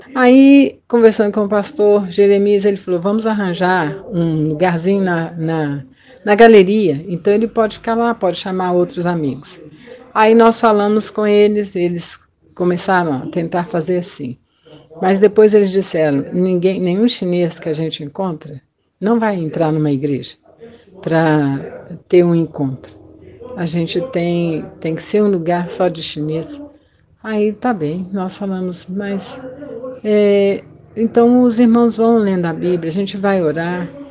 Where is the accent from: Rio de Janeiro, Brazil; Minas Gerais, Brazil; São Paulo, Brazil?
Minas Gerais, Brazil; Belo Horizonte; Nasci em Belo Horizonte em 1951